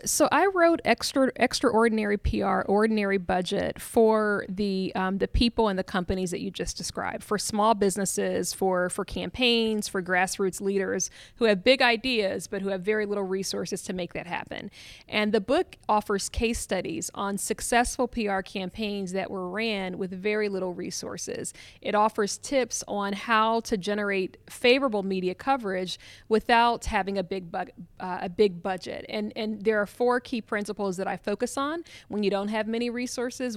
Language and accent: English; Columbus, Ohio, United States; I'm from Columbus, Ohio